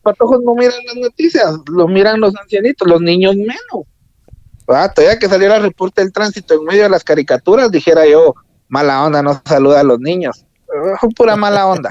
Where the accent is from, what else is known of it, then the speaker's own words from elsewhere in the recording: Agua Blanca, Jutiapa, Guatemala; nosotros somos de Agua Blanca, o sea, somos cercanos